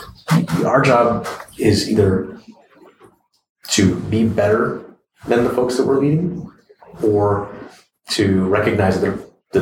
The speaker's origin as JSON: {"language": "English", "town": "San Antonio", "region": "Texas", "country": "United States", "also_born_or_lived": "Ann Arbor, Michigan / Detroit, Michigan", "said": "I came from San Antonio to University of Michigan in Ann Arbor"}